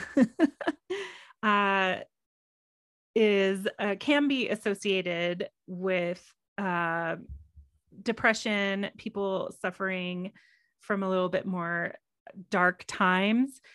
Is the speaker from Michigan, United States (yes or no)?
no; Texas, United States; now in Colorado, United States; me growing up in Texas